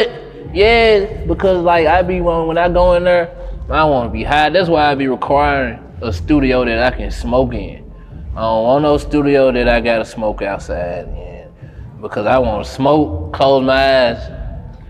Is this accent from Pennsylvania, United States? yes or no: no; Memphis, Tennessee, United States; Growing up in Memphis